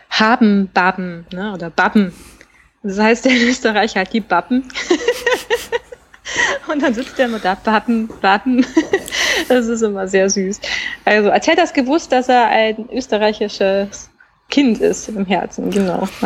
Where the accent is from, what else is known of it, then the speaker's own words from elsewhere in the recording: Garmisch, Bavaria, Germany; born there; ich bin aber in Deutschland geboren, also in Garmisch, {S0} mhm. {S1} ganz im Süden, und habe eigentlich nur die Kindheit, also die jüngsten Jahre bei meinen Großeltern verbracht